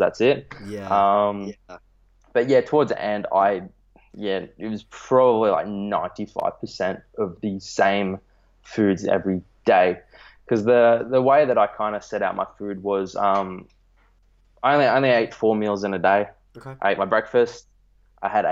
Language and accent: English; Australia; I'm from Australia.